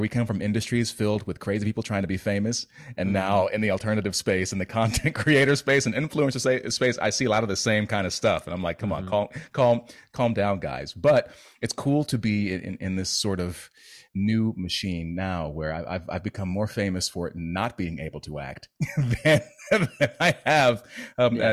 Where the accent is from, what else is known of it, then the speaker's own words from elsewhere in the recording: United States; as an American